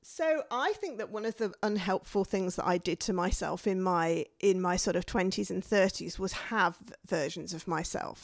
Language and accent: English; the north of England, United Kingdom; moved away as an adult; came from a mining village in the north of England